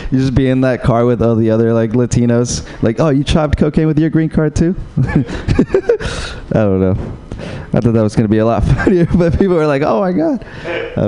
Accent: Uruguay; moved away; Yeah, I'm from Uruguay

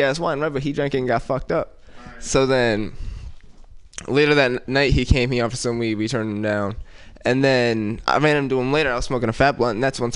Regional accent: Oakland, California, United States; I'm from Oakland

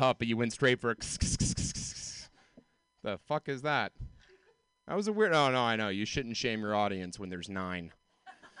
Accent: Georgia, United States; moved away; I grew up in the South. Like, I grew up in Georgia

